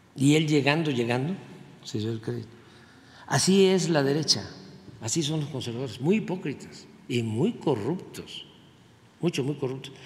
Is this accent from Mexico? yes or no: yes; Mexico; ¿Qué heredamos los mexicanos? ¿Qué somos los mexicanos?